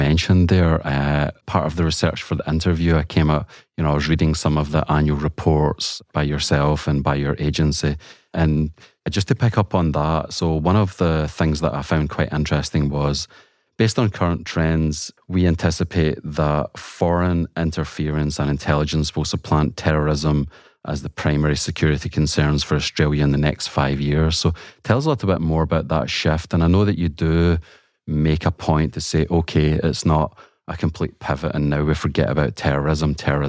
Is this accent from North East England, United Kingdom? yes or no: no; Glasgow, Scotland, United Kingdom; moved away; The former Manchester United manager, Alex Ferguson, who's from my hometown